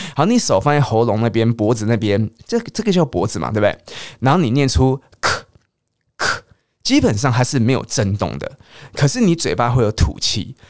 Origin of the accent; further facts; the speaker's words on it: Taiwan; accent: Taiwanese Mandarin (台湾国语); 我很常讲台湾国语